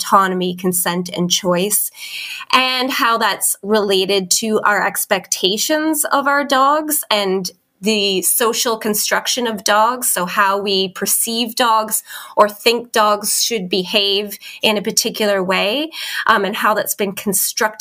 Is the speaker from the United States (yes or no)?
no; Canada; moved away as an adult; now in Christchurch, New Zealand; I am a Canadian living in New Zealand